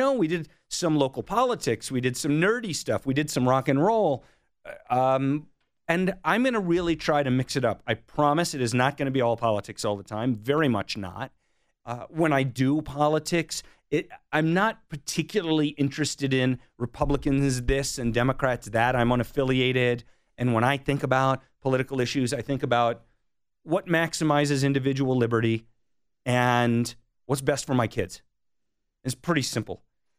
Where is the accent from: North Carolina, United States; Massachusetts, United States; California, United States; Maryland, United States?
Maryland, United States; Bethesda; But in high school, in the second half of high school and then through my time in college, we were in Bethesda, Maryland